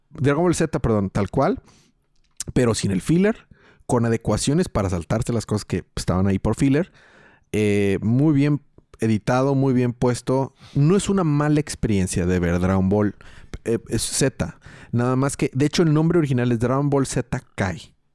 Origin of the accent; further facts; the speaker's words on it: Mexico; soy mexicano